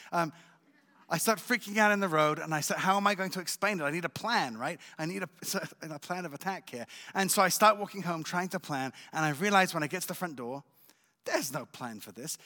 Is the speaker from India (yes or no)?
no; England, United Kingdom; also born or lived in Israel / France; now in Jerusalem, Israel; I was born in Israel, but raised in England and in France.